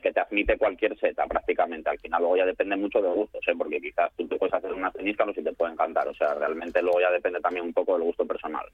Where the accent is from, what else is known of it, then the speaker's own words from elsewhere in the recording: Salinas, Asturias, Spain; yo soy de Salinas, que estoy aquí cerca